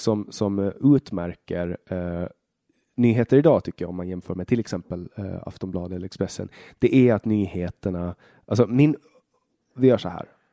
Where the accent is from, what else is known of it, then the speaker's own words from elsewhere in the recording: Åland Islands; also born or lived in Finland / Sweden; jag kommer från Åland